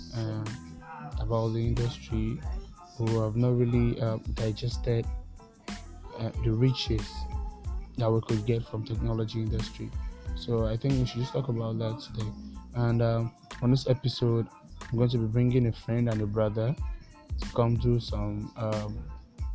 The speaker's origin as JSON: {"language": "English", "country": "Nigeria", "said": "I'm a Nigerian"}